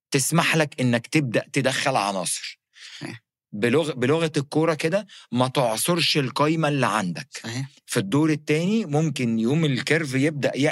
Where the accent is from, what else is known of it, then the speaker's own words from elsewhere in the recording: Egypt; يعني عارف زي عندنا في مصر لو في شجاع يوريني نفسه يوقف لي